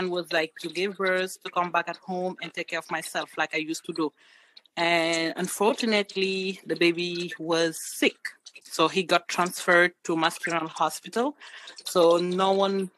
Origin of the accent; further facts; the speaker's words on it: Senegal; moved away as an adult; now in Massachusetts, United States; I am from Senegal, and I live in U.S.